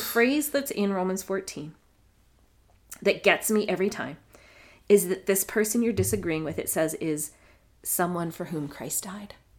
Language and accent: English; Canada; I'm Canadian.